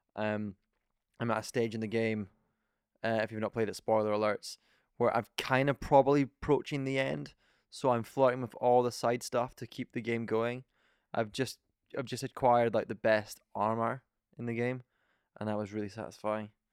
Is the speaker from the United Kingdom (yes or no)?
yes; Scotland, United Kingdom; We're from Scotland